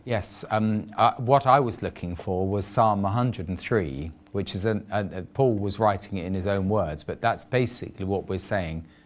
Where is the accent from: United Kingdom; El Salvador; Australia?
United Kingdom; England; I'm just an Englishman